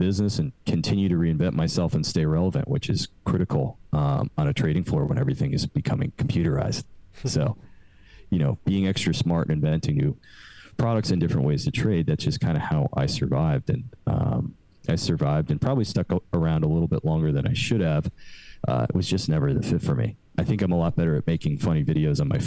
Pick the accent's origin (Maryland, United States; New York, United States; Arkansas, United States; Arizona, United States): New York, United States; also born or lived in London; I'm from New York originally